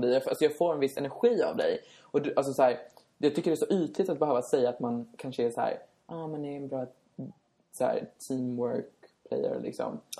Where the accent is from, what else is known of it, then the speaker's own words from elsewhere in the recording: Sollentuna, Stockholm County, Sweden; moved away as an adult; now in Västerås, Sweden; Vi är från Stockholm, jag är från Sollentuna